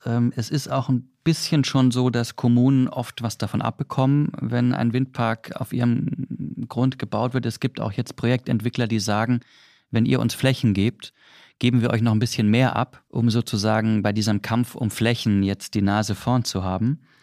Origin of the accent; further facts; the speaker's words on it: Swabia, Baden-Württemberg, Germany; ich als Schwabe